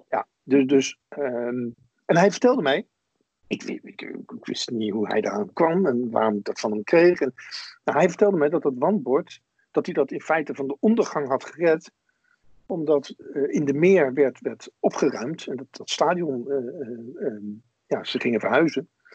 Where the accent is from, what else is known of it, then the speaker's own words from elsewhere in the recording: Wateringen, South Holland, Netherlands; ik ben opgegroeid in Wateringen, dat is een, een tuindersdorp in het Westland.